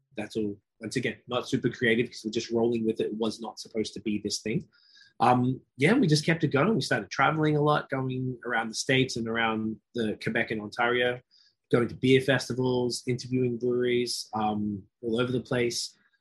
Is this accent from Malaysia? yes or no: no; Australia; moved away as an adult; also born or lived in Toronto, Canada; now in Montreal, Canada; I'm from Australia, living out here in Canada for almost 12 years.